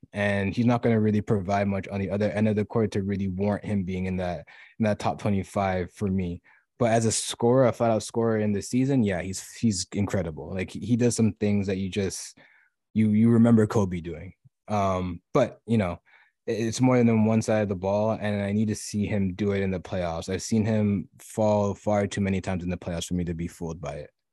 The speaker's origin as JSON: {"language": "English", "town": "Toronto", "region": "Ontario", "country": "Canada", "said": "I am from Toronto"}